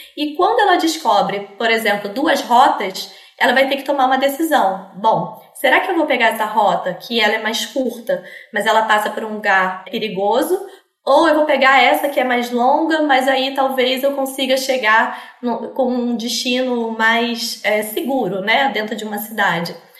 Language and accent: Portuguese; Rio de Janeiro, Brazil; Sou carioca aqui do Rio de Janeiro